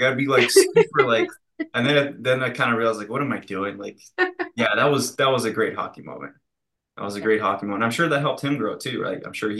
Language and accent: English; Russia; Growing up in Russia, it was a bit tough